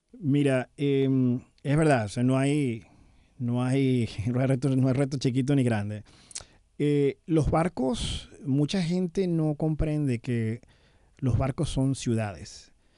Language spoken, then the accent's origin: Spanish; Venezuela; now in United States; nunca voy a dejar de ser venezolano. A pesar de tener bastante tiempo fuera del país